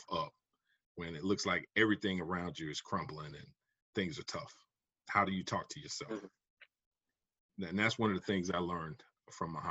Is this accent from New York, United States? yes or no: no; South Carolina, United States; moved away as an adult; also born or lived in Georgia / Texas; now in Raleigh-Durham, United States; I'm originally from South Carolina.